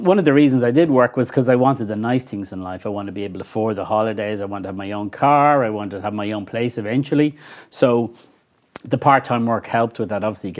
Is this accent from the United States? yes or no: no; Clonshaugh, Leinster, Ireland; also born or lived in Glasnevin; Well, I grew up in Clonshock when I was in primary. Then went to Joey's in Fairview. We moved to Glasnevin probably when I was about 12 or 13.